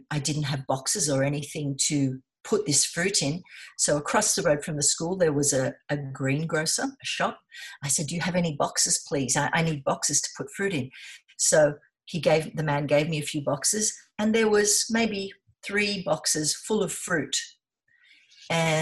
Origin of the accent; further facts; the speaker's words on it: Sydney, New South Wales, Australia; moved away as an adult; also born or lived in South Coast, New South Wales; I was born in Sydney. Yes. Yeah. And yeah, I lived in Sydney all my life on Manly Beach